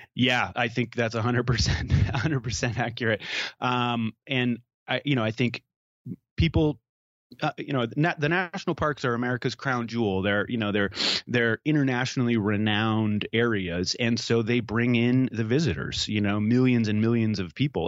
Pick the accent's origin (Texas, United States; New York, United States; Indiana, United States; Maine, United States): Maine, United States; I grew up in Maine